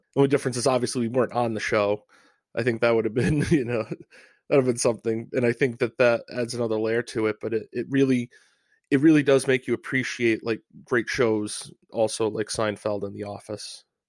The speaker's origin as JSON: {"language": "English", "region": "Rhode Island", "country": "United States", "said": "I'm from Rhode Island."}